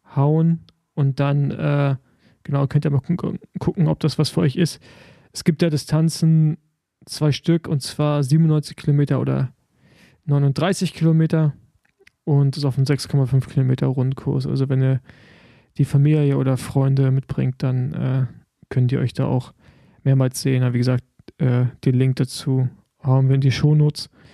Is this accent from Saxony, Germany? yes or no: no; Rostock, Mecklenburg-Vorpommern, Germany; in meiner Heimat Rostock